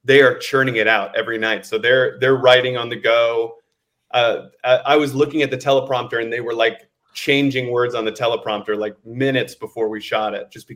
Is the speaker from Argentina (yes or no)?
no; Indiana, United States; I'm from the Midwest as well. I'm from Indiana